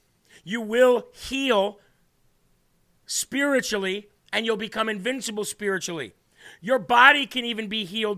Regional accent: Illinois, United States; I grew up in Illinois

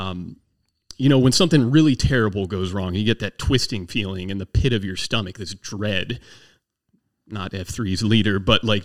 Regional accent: southern Maryland, United States; also born or lived in Naval Air Station Patuxent River, Maryland / Las Cruces, New Mexico; I was about 6 years old when the parents bought a horse farm down in southern Maryland. So I actually grew up on 30 acres of land

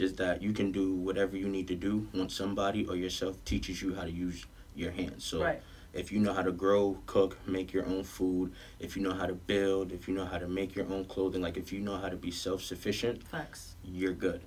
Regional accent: New York City, New York, United States; also born or lived in Manhattan, New York / Georgia; I was raised um, in Southside right by 40Ps

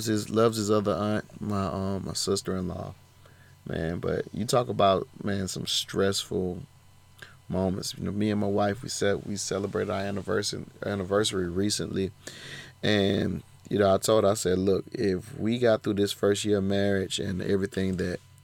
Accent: Georgia, United States; my home state of Georgia

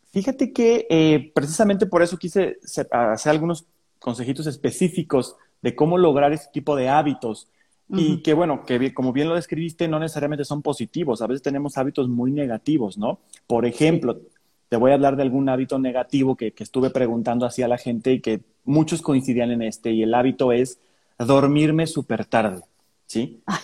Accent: San Luis Potosí, Mexico; soy de San Luis Potosí

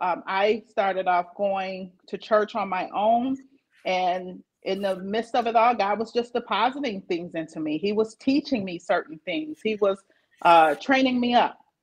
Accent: Flint, Michigan, United States; also born or lived in Battle Creek, Michigan; I was born in Flint, and then I spent um, some of my early childhood years here in Flint

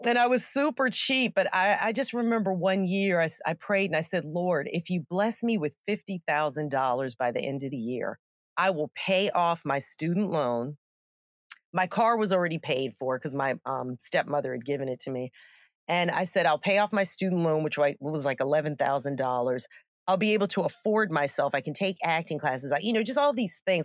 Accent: Gaithersburg, Maryland, United States; moved away as an adult; I grew up in Gaithersburg, Maryland

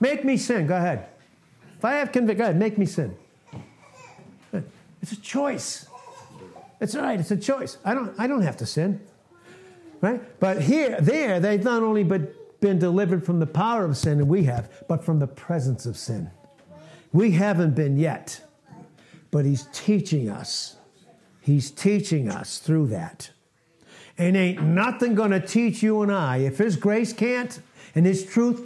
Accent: Boston, Massachusetts, United States; also born or lived in Texas; where I grew up in Boston

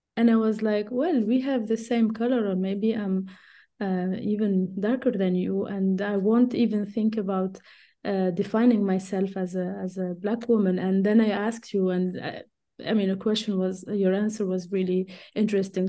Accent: Tunisia; moved away as an adult; also born or lived in Switzerland; I was born and raised in Tunisia and I studied I mean, everything was in Tunisia until I only did my P H D in Switzerland.

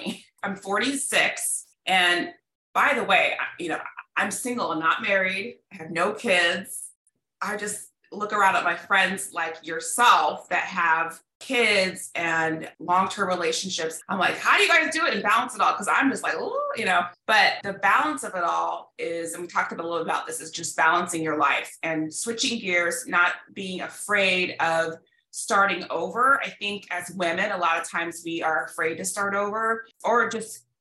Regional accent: Midwest, United States; moved away as an adult; also born or lived in Illinois / Missouri / Los Angeles / California; now in Dallas, United States; I grew up in the Midwest

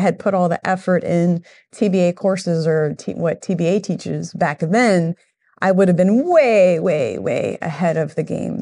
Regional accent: Miami, Florida, United States; moved away as an adult; now in Central Florida, United States; I grew up in Miami

